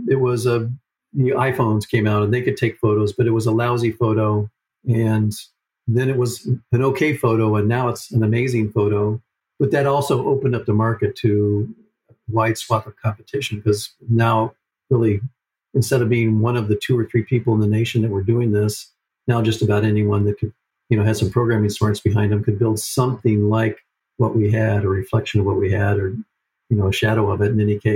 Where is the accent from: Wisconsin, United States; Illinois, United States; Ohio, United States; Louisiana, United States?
Ohio, United States; Cleveland; moved away; I grew up in Cleveland